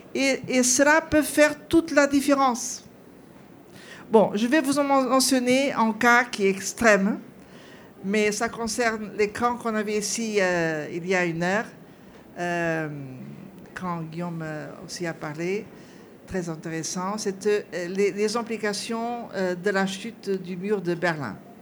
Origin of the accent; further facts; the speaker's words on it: Portugal; je suis portugaise